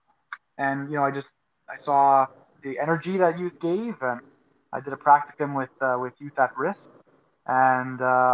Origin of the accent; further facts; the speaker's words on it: Montreal, Quebec, Canada; now in Edmonton, Canada; I'm born and raised in Montreal